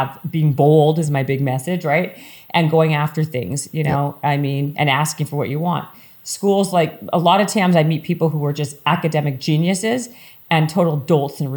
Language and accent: English; Canada; I'm Canadian